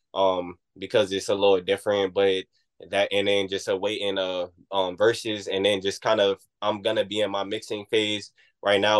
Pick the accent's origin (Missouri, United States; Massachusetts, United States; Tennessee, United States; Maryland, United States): Maryland, United States; Oxon Hill; moved away; also born or lived in Washington, District of Columbia, United States / New Orleans / Oakland; I, am from Oxon Hill